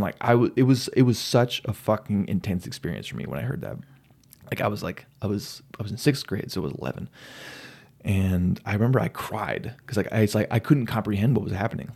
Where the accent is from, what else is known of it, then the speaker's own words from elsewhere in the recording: Silver City, New Mexico, United States; moved away as an adult; now in Phoenix, United States; I grew up in New Mexico